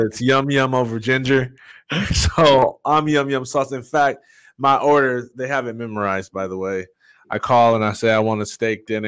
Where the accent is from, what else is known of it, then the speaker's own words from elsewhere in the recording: Jackson, Michigan, United States; moved away as an adult; now in Georgia, United States; I was born in Jackson, Michigan. It's about an hour and a half west of Detroit